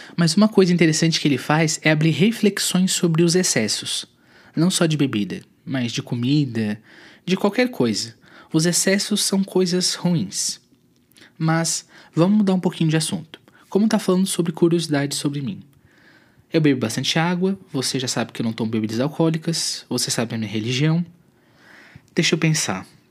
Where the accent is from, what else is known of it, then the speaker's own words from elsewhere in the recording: Tubarão, Santa Catarina, Brazil; also born or lived in Florianópolis / São José / Curitiba; Eu sou de Tubarão, cidade no sul de Santa Catarina, sou natural daqui.